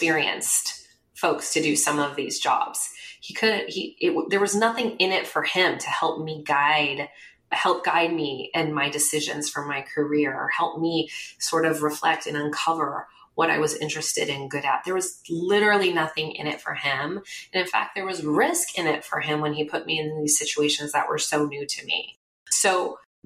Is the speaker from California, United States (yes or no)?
yes; Bay Area, California, United States; I grew up in the Bay Area